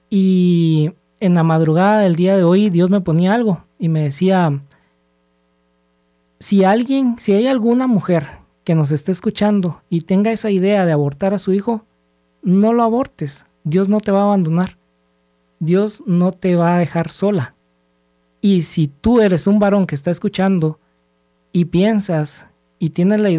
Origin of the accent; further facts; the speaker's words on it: Guatemala; de 39 años, soy guatemalteco